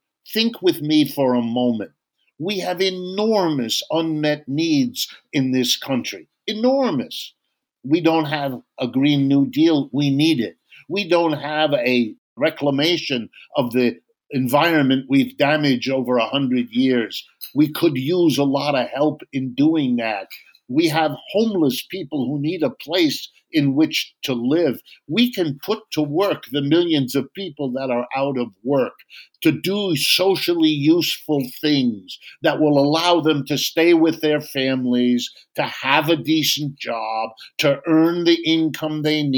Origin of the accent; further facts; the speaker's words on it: Youngstown, Ohio, United States; I was born in Youngstown, Ohio